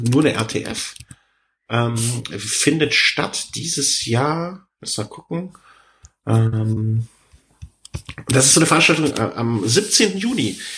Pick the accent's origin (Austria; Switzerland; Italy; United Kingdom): United Kingdom; London; now in Germany; äh, ich bin aus London und einmal diesen Besuch im Lake District äh, nicht hinausgekommen.